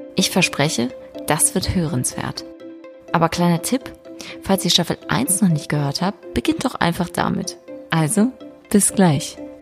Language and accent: German; West Germany, Germany; Und ich als Wessi